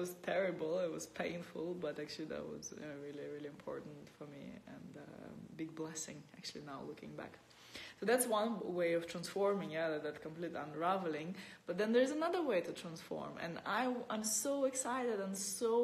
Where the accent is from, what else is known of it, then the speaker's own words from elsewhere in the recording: Russia; moved away as an adult; I'm born in Russia, and for the last 10 years I've been, that's 10 years ago I left Russia, my home country